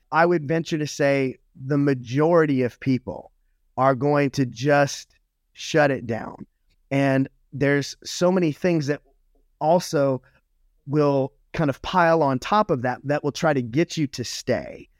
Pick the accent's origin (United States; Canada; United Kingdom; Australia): United States; Louisiana; I was raised in the South, um, in Louisiana